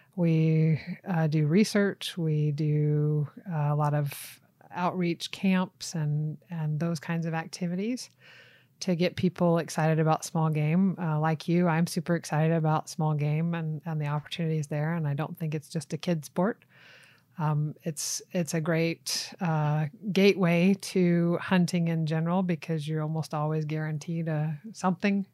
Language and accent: English; Tennessee, United States; moved away as an adult; also born or lived in Florida / Utah / Sweden; now in Arizona, United States; I'm originally from Tennessee. But, uh, grew up in Florida and Tennessee primarily as a kid and a teenager